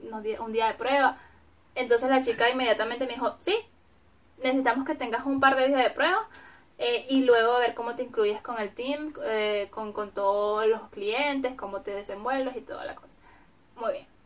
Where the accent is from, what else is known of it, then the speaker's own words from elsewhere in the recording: Venezuela; now in Germany; si yo soy venezolana y pues simplemente vengo a Alemania por